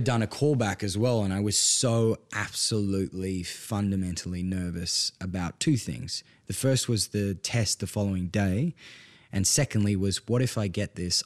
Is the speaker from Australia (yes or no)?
yes; Perth, Western Australia, Australia; also born or lived in Northern Italian Alps; I'm from North Perth